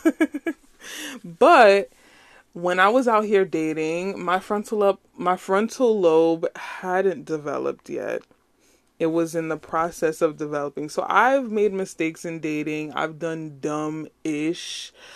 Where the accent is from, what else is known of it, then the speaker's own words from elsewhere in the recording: Nigeria; as a Nigerian, say, chop life